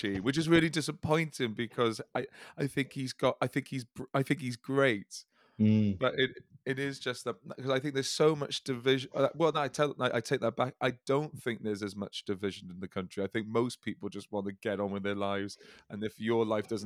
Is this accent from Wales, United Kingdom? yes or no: yes; the Valleys, Wales, United Kingdom; Speaking as a Welshman from the Valleys